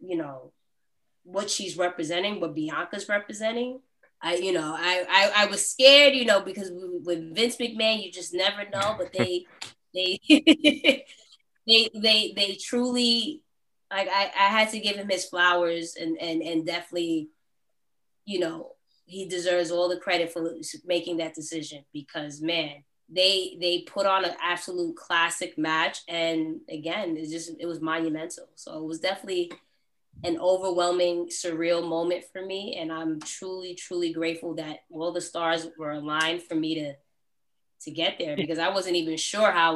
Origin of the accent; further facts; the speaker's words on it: New York, United States; I'm from New York